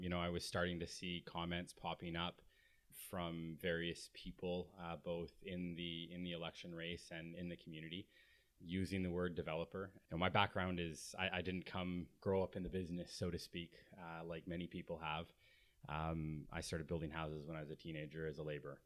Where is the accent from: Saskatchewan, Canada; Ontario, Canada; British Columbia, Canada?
British Columbia, Canada; Victoria; now in Squamish, Canada; I grew up in Victoria, and I was taught that we support small business